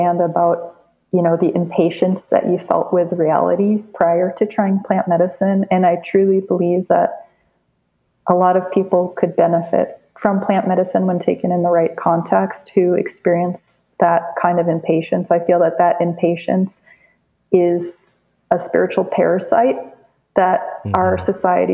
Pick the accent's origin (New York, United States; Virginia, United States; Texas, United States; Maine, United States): New York, United States; New York City; when I grew up in New York City